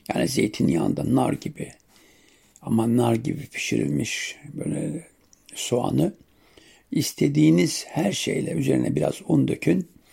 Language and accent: Turkish; Siirt Province, Turkey; bizim yörede Siirt'te sumak suyuyla yaparız